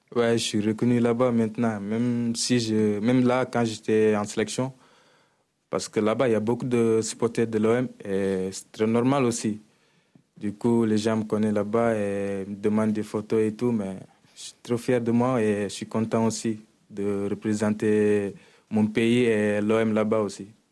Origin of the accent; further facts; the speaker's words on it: Senegal; moved away as an adult; now in Marseille, France; je suis un Sénégalais et je joue à l'Olympique de Marseille